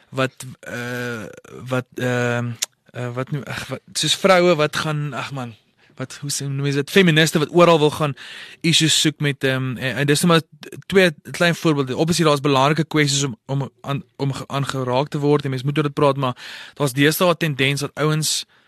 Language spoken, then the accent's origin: Afrikaans; Potchefstroom, North West, South Africa; Ek het groot geword in Potchefstroom.